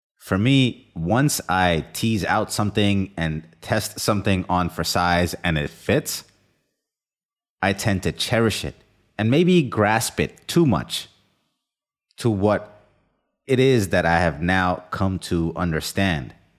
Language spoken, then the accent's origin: English; India; moved away; I've experienced the full extended family under one roof, growing up in India